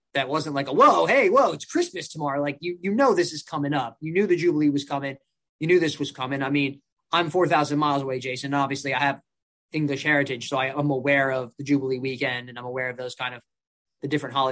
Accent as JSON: {"language": "English", "country": "United States", "said": "as an American"}